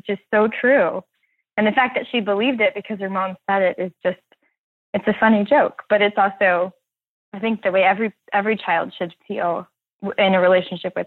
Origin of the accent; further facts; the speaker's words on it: Houston, Texas, United States; now in Brooklyn, United States; growing up in Houston, we didn't have any, you know, Houston is just such a big city